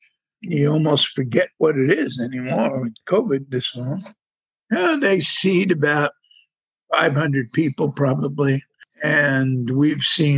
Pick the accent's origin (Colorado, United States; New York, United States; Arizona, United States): New York, United States; now in Florida, United States; a lot of these people came from somewhere else, and I came from New York, and I always feel like I'm 5 steps ahead of them. A lot of stupid people came to Florida.